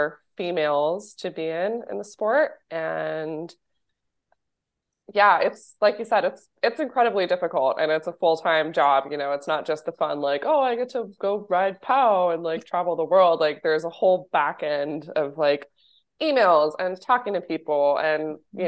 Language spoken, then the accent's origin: English; Bozeman, Montana, United States; moved away; also born or lived in Park City, Utah / Breckenridge, Colorado; Bozeman, where I grew up in Montana